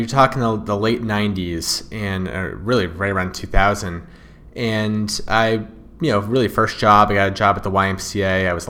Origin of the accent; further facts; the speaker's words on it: Wallingford, Connecticut, United States; Wallingford, Connecticut.